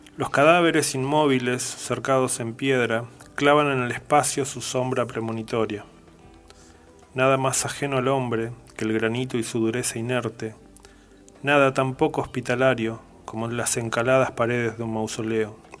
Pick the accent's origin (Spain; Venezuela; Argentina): Argentina; Patagonia; siendo patagónico